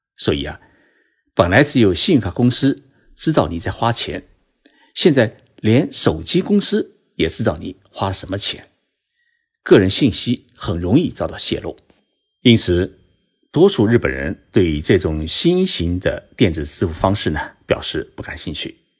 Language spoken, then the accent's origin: Chinese; China; now in Japan; 我们中国人